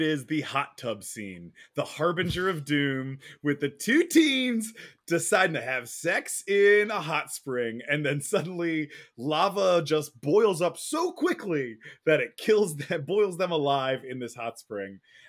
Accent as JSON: {"language": "English", "region": "Pennsylvania", "country": "United States", "tie": "born or raised there", "lives_now": "Los Angeles, United States", "said": "while I didn't fear volcanoes growing up in Pennsylvania, now that I live in Los Angeles, an earthquake cracking these enormously high freeway bridges is a real fear of mine."}